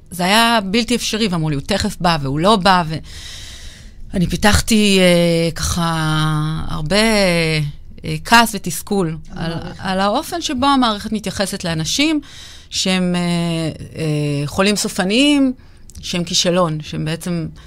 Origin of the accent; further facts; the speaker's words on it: Jerusalem, Jerusalem District, Israel; אני אה, ירושלמית, עובדת סוציאלית